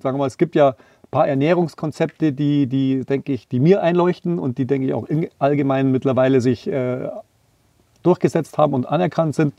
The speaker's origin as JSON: {"language": "German", "town": "Tegernsee", "region": "Bavaria", "country": "Germany", "tie": "born or raised there", "said": "Ist ja auch ein Stück weit meine Heimat, im Tegernsee geboren, unterhalb vom Wallberg"}